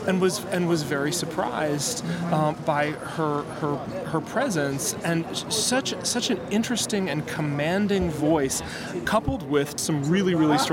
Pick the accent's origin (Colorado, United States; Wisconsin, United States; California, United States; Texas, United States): Wisconsin, United States; Madison; my hometown of Madison, Wisconsin